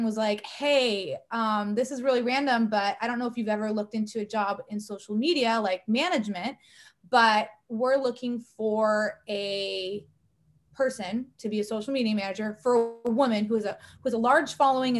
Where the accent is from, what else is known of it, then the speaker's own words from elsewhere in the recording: Corona, California, United States; also born or lived in Newport Beach, California; I was born and raised in Corona, California